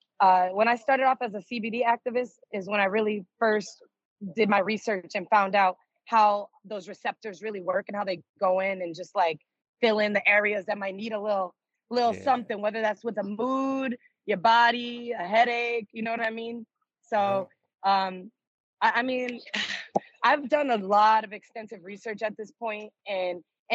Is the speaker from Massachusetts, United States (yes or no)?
yes; Springfield, Massachusetts, United States; also born or lived in New York; now in Las Vegas, United States; Well, I'm originally from the East Coast, but right now I'm on the West Coast. I'm in Vegas. I moved to Vegas from New York 11 years ago, and I'm originally from Springfield, Massachusetts, home of the Basketball Hall of Fame.